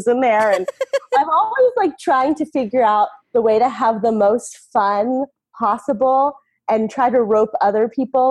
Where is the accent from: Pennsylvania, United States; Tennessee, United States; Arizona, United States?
Pennsylvania, United States; Philadelphia; moved away as an adult; also born or lived in Hawaii / Los Angeles / San Francisco; I moved back to near where I grew up in the Philadelphia area